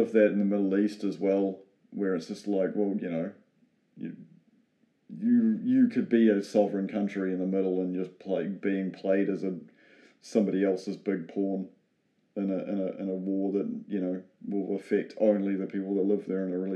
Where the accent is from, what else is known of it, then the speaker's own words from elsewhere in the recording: New Zealand; being a New Zealander, we're so far away from Europe